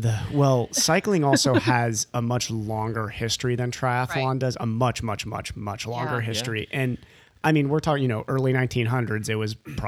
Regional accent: Ohio, United States; moved away; I'm from Ohio originally

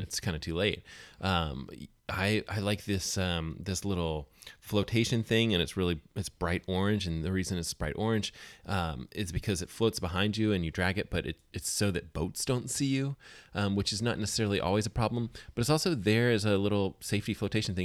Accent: Alabama, United States; now in Pacific Northwest, United States; I grew up in Alabama

